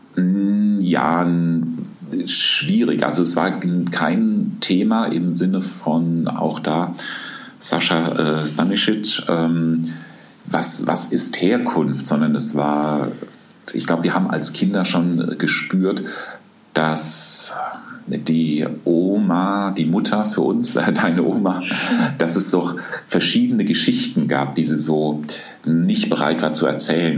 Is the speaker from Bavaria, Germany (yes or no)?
yes; Aschaffenburg, Bavaria, Germany; moved away; also born or lived in Wuppertal; ich komme doch immer auf meine Geburtsstadt zurück. Ich sage dann doch aus Aschaffenburg